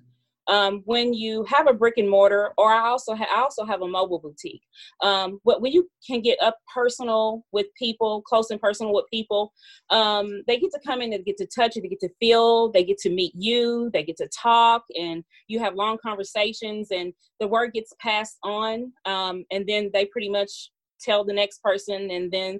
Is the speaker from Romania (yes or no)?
no; Kentucky, United States; also born or lived in Mississippi / Elizabethtown, Kentucky; Originally, I'm Mississippi born, but Kentucky raised